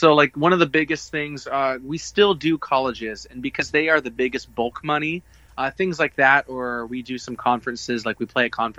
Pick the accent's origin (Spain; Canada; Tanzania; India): Canada; I'm Canadian